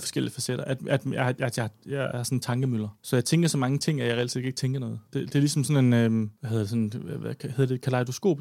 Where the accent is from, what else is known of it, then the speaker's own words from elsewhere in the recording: Odder, Central Denmark Region, Denmark; moved away as an adult; also born or lived in Copenhagen; flyttede hjem og boede i Odder, hvor jeg kommer fra, hjemme med min far